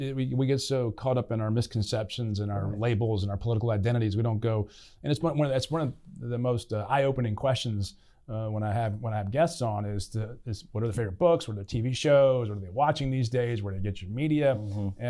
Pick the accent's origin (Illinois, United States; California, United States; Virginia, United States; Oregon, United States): Virginia, United States; Staunton; I'm from Stanton.